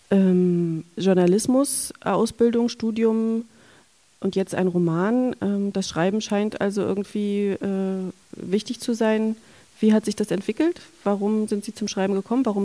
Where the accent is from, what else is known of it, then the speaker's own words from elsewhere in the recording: Bad Schwalbach, Hesse, Germany; Ich bin in Bad Schwalbach geboren, da wo die Schwälbchenmilch herkommt